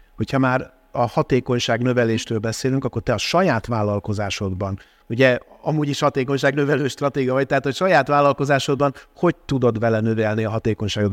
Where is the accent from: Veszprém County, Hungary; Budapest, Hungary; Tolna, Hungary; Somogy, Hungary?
Budapest, Hungary; én Óbudán voltam gyerek